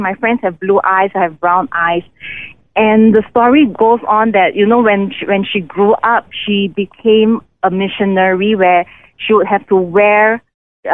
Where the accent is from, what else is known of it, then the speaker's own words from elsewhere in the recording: Singapore; moved away as an adult; now in India; I was born in Singapore